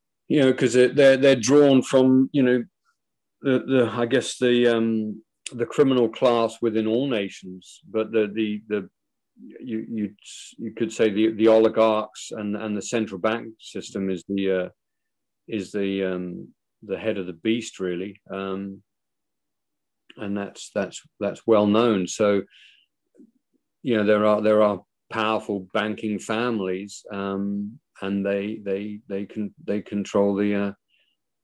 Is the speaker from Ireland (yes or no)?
yes; Ireland; moved away; also born or lived in Mountain View, California; I'm an Irish Christian.